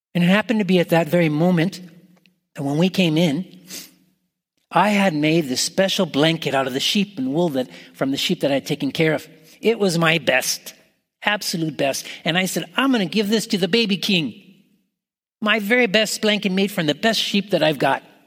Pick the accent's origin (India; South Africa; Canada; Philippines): Canada; now in United States; I'm Canadian